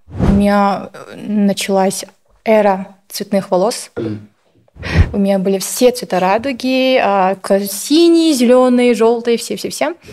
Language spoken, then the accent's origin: Russian; Kazakhstan; Я была вот казашка